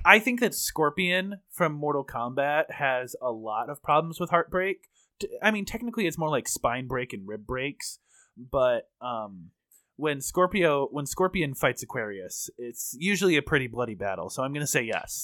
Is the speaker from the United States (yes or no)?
yes; United States; I'm American